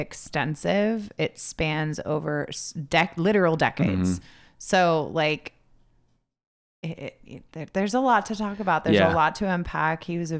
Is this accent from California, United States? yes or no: yes; Orange County, California, United States; we are like white kids growing up in Orange County